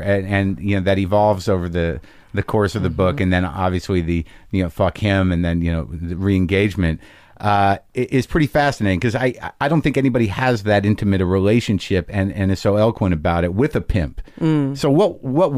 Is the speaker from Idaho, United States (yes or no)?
no; New Mexico, United States; moved away; I grew up in New Mexico, which is a small city